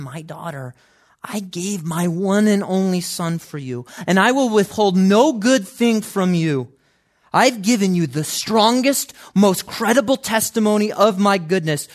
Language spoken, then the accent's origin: English; Chicago, Illinois, United States; growing up in Chicago